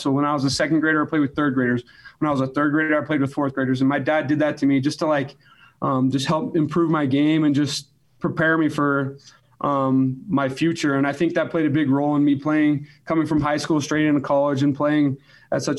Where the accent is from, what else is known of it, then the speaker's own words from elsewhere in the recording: Alpine, Utah, United States; I grew up in Alpine.